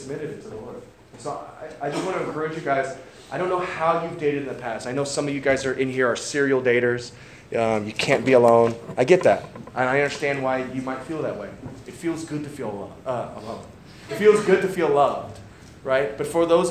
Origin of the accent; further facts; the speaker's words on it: St. Louis, Missouri, United States; I grew up in St. Louis.